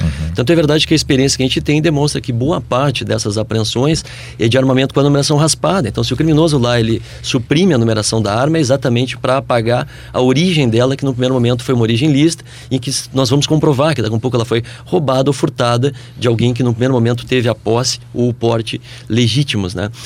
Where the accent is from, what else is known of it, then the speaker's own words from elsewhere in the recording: Brazil; nós, como brasileiros